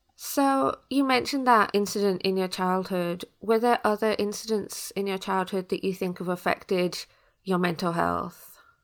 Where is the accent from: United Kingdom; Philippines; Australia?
United Kingdom; as a British person